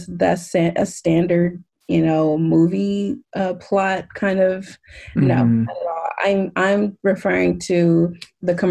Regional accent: West Coast of America, United States; growing up on the West Coast of America

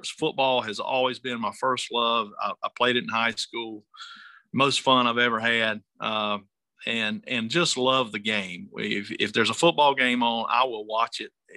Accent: Bentonville, North Carolina, United States; moved away as an adult; now in South Carolina, United States; I grew up in North Carolina, in a little place called Bentonville

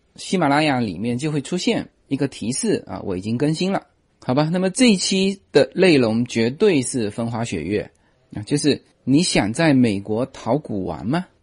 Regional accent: Fuzhou, Fujian, China; moved away; 我是福州人嘛

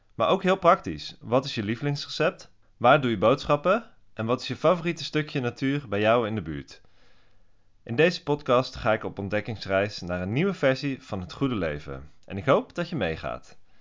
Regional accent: Switzerland; now in Amsterdam, Netherlands; ik groeide op in Zwitserland

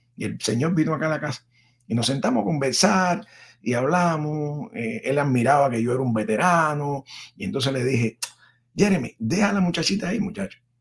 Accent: Cuba; first language Spanish; moved away as an adult; also born or lived in Miami / Washington; now in United States; entre mi país natal, que amo, que es mi madre, Cuba, y mi país adoptivo, que amo también, que es mi padre, los Estados Unidos

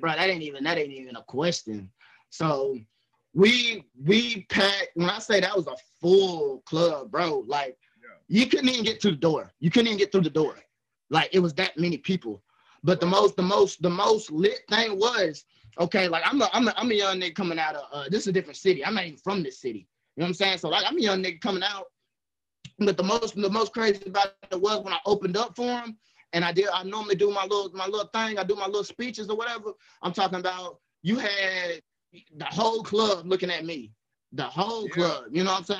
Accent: Somerville, Alabama, United States; I'm from Somerville, Alabama

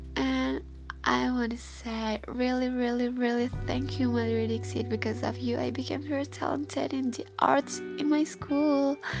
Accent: Bandung, West Java, Indonesia; from Bandung, Indonesia.

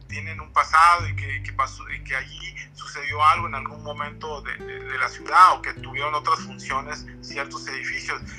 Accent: Ensenada, Baja California, Mexico; moved away as an adult; now in Tijuana, Mexico; yo nací en Ensenada y chavalito me vine aquí a estudiar la carrera, todos mis estudios los hice en Senado, ya la universidad me vine acá

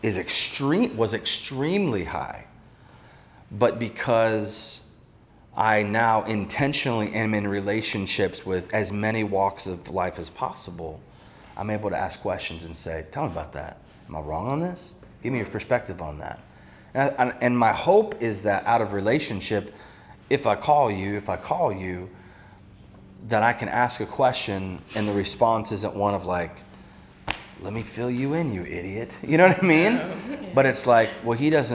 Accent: near Amish country, Pennsylvania, United States; also born or lived in Maine; I grew up near Amish country

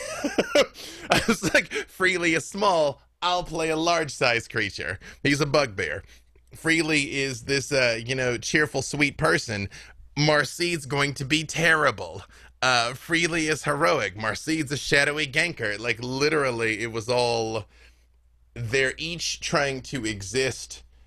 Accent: Little Rock, Arkansas, United States; I'm from Little Rock, Arkansas

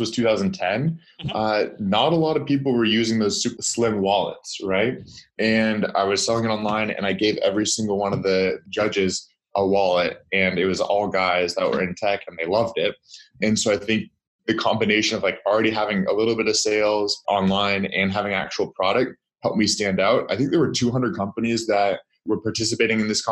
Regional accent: Seattle, Washington, United States; moved away as an adult; now in Los Angeles, United States; grew up in Seattle, Washington

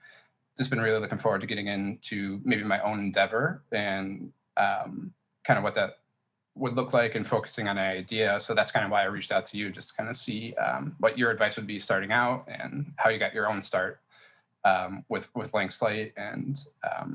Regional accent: Chicago, Illinois, United States; from Chicago, Illinois, and pretty much been born and raised here

